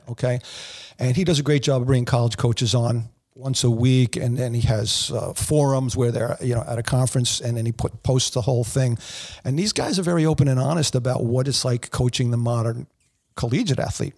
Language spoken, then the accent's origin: English; East Meadow, New York, United States; I played Saint Raphael C Y L in East Meadow